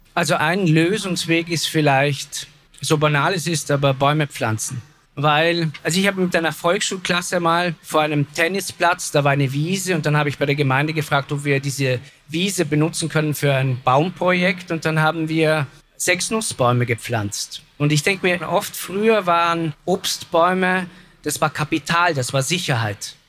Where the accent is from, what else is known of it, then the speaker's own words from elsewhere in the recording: Vorarlberg, Austria; ich komme ja aus Vorarlberg